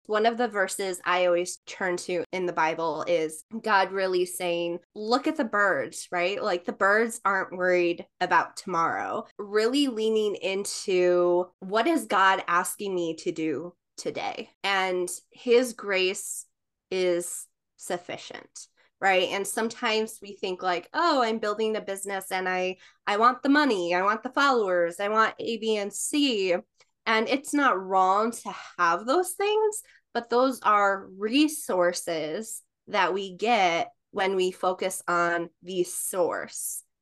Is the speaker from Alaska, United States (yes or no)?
no; New York, United States; I am from New York.